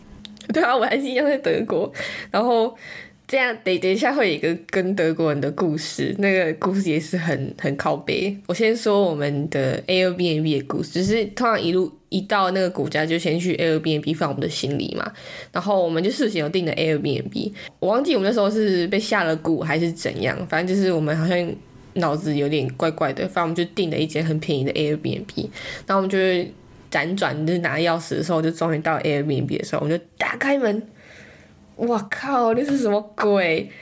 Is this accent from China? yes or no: no; Taiwan; moved away; 我们是台湾人，我们从台湾来的。